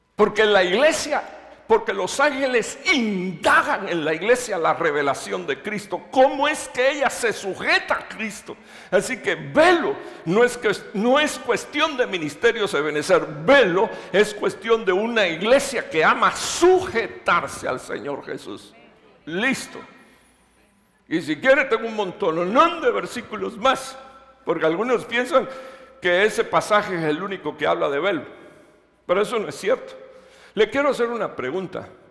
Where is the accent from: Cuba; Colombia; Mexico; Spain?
Cuba; moved away as an adult; now in Dallas, United States; yo soy de la primera iglesia Metecostal de Cuba, ahí fue donde yo nací, me crié.